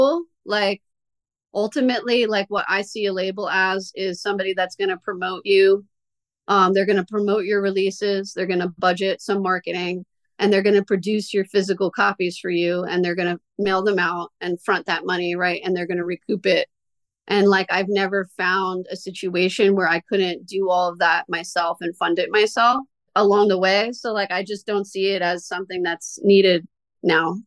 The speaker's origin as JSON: {"language": "English", "town": "Lancaster", "region": "Pennsylvania", "country": "United States", "said": "We're from Lancaster."}